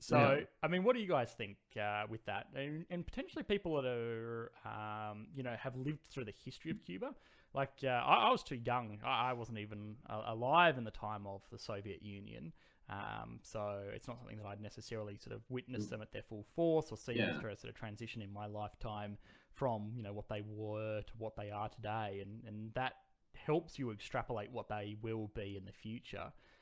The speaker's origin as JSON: {"language": "English", "country": "Australia", "tie": "born or raised there", "said": "I was born in Australia"}